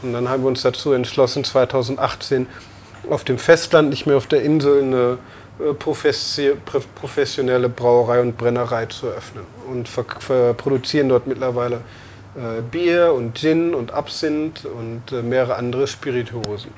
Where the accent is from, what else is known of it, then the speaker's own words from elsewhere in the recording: Emmerich, North Rhine-Westphalia, Germany; moved away as an adult; also born or lived in Netherlands / Amsterdam; now in Xiamen, China; Ich bin aufgewachsen am Niederrhein in Emmerich